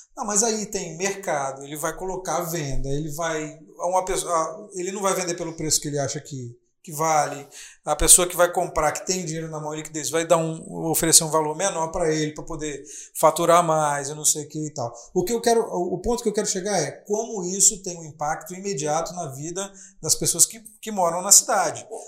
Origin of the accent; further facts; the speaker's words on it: Vila Velha, Espírito Santo, Brazil; eu moro aqui em Vila Velha, eu sou aqui de Vila Velha.